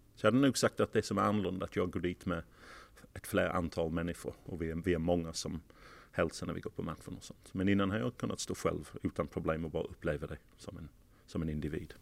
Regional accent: Sheffield, Yorkshire and the Humber, United Kingdom; Swedish is a second language; moved away as an adult; also born or lived in London / Portsmouth; now in Malmö, Sweden; jag, föddes hemma faktiskt i huset i Sheffield

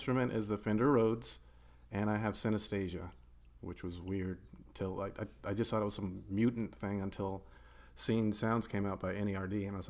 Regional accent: Tucson, Arizona, United States; Growing up in Tucson, we had just enough to get stuff, like resources to do things, and not enough distractions to keep you from them.

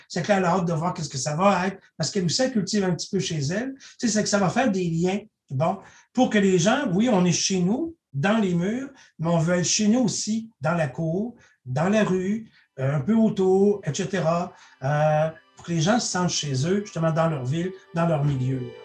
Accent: Saint-Alexandre-de-Kamouraska, Quebec, Canada; moved away; je viens de la région de Kamouraska où les gens ont, euh, à Saint-Alexandre de Kamouraska, où les gens ont des habitudes d'entraide

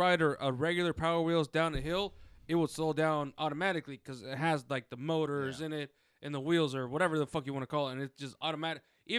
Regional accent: Alexandria, Virginia, United States; I grew up in Alexandria

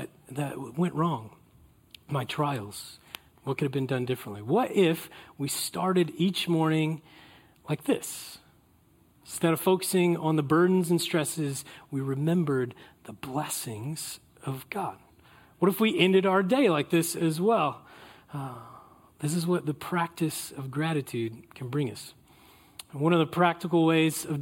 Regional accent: California, United States; we're from California

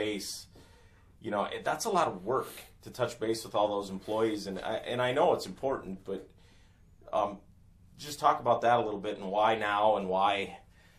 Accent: Northeast South Dakota, United States; I grew up in Northeast South Dakota where we had ice for 8 months out of the year

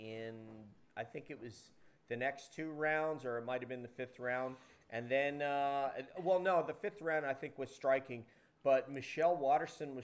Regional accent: New York, United States; I'm from New York, Hendrick Hudson High School

